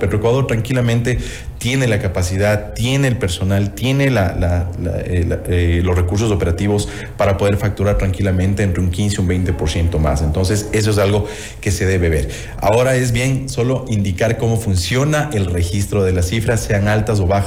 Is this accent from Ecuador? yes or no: yes; Ecuador; Y eso realmente como ecuatoriano yo